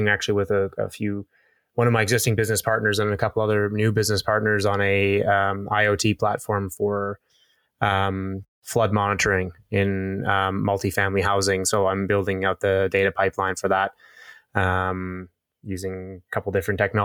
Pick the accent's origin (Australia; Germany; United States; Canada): Canada; Calgary, Alberta; I'm actually born and raised in Calgary, educated here